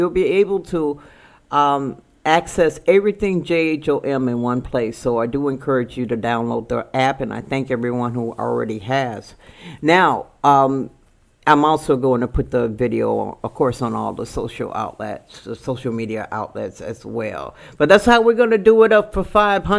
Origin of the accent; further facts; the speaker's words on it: Chicago, Illinois, United States; I'm from Chicago